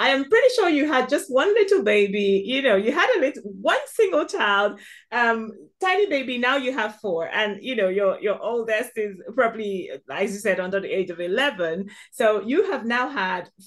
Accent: southeastern Nigeria, Nigeria; now in United Kingdom; Born and raised in the southeastern part of Nigeria

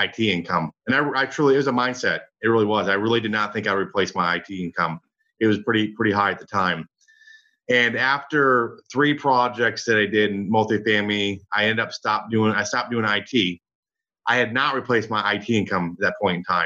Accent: Michigan, United States; now in Dallas, United States; I grew up in Michigan. I'm in Dallas now

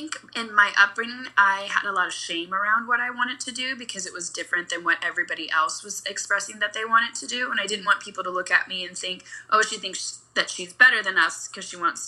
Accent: Kentucky, United States; also born or lived in Ferguson, Missouri; now in Los Angeles, United States; growing up, I actually was in right outside Ferguson, Missouri until I was 9. Mm. And then I moved to Kentucky

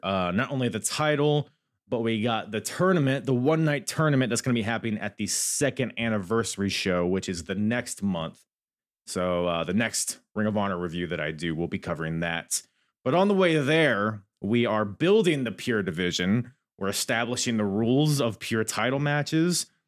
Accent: Virginia, United States; accent: Virginia; My stupid Virginia accent.

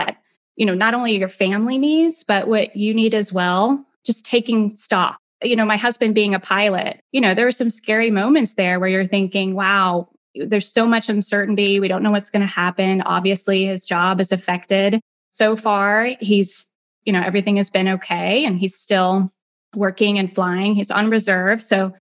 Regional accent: Greenwood, Indiana, United States; now in Atlanta area, Georgia, United States; I grew up in Indiana in a town called Greenwood. It's about 30 minutes south of Indianapolis.

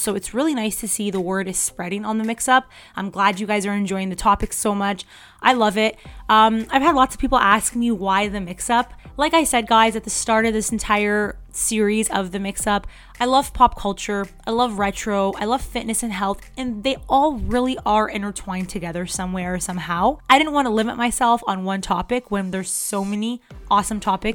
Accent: Canada; I'm Canadian

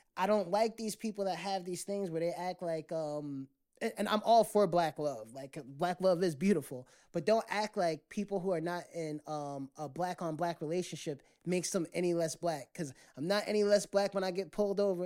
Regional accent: United States

